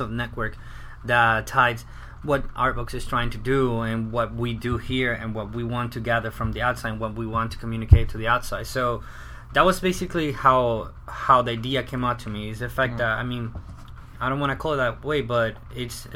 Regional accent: Venezuela; also born or lived in Orlando, Florida / Tampa, Florida; now in Florida, United States; I'm originally not from the States. I actually come from Venezuela. I moved here a couple years ago.

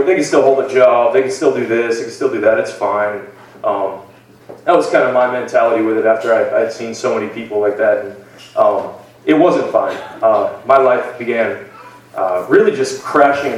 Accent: Lisbon, Maine, United States; also born or lived in Lewiston, Maine; I grew up in Lewiston until I was about 5 years old, I believe, was when we moved out to Lisbon, just the next town over. And that's where I spent most of my life.

